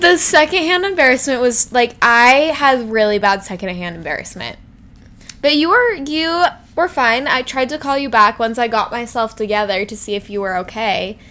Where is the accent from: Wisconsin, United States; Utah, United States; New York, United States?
Utah, United States; Salt Lake City; I'm from Salt Lake